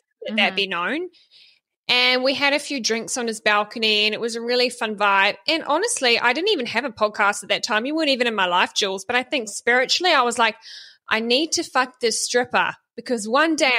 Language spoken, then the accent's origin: English; Bay of Plenty, New Zealand; now in Australia; I'm from the Bay of Plenty in the North Island